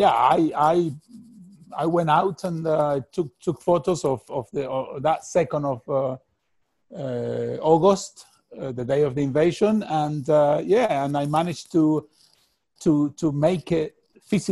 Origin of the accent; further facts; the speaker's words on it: Argentina; moved away; I'm from Argentina.